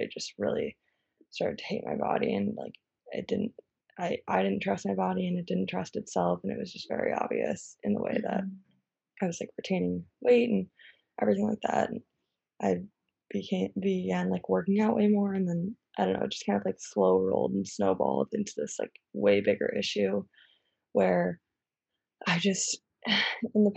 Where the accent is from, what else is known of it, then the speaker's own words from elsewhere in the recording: Chicago, Illinois, United States; now in New York, United States; I'm from Chicago. I live in New York.